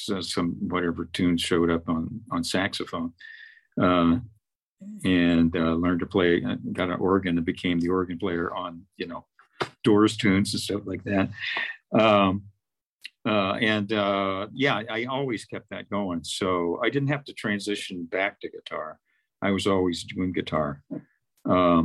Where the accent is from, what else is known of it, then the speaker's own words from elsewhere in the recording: Fort Worth, Texas, United States; moved away; I'm from Fort Worth